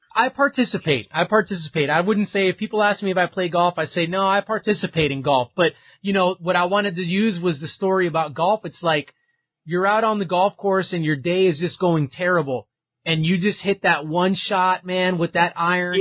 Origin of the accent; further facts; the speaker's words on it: Miami, Florida, United States; I'm from Miami